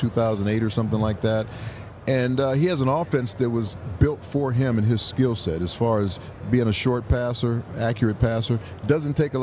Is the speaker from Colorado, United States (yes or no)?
no; Los Angeles, California, United States; I grew up in Los Angeles